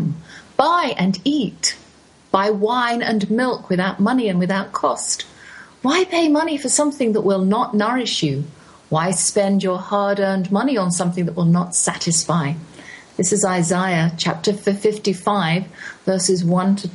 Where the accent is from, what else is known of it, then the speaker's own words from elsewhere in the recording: England, United Kingdom; moved away; also born or lived in United States; being English in America